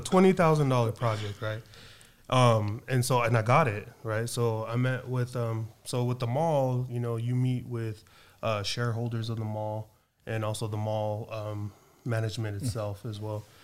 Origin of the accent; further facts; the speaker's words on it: Suva, Central Division, Fiji; now in United States; I was born in Suva